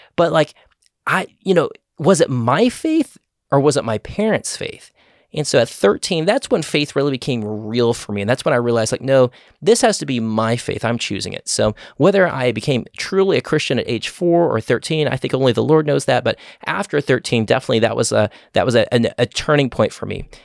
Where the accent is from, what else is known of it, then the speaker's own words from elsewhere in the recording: Austin, Texas, United States; I grew up in the Austin area my whole life